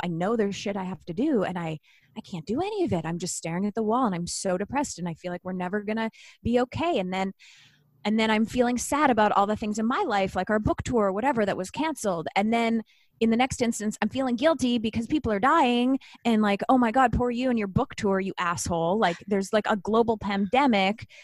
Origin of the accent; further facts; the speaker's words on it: Canada; I'm Canadian